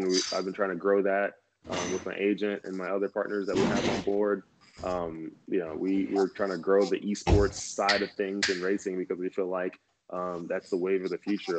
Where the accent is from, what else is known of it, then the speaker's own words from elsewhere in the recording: Texas, United States; moved away as an adult; growing up in Texas